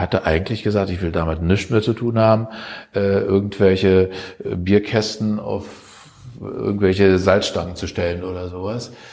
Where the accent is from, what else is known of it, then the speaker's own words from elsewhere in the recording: Germany; uns als Deutsche